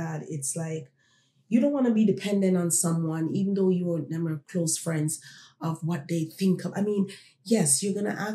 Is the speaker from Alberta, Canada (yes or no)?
no; Toronto, Ontario, Canada; also born or lived in Jamaica; I was born in Jamaica. I grew up here in Toronto.